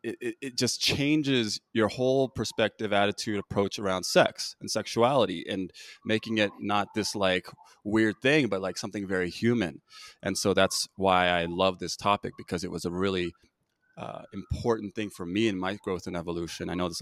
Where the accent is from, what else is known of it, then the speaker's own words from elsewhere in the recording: United States; obviously I grew up in this country, right? I grew up, I'm Korean American. My parents were immigrants